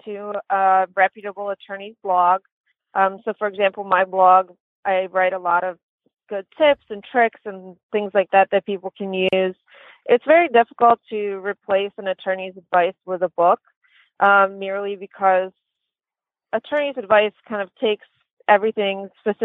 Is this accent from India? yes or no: no; Lithuania; moved away; I'm originally from Lithuania and grew up with very little opportunities and many setbacks